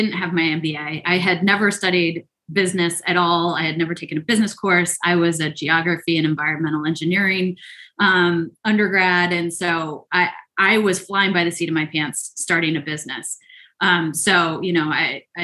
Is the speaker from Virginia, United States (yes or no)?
no; Chatham, New Jersey, United States; also born or lived in England; now in United States (West Coast); I grew up in the good old NJ, New Jersey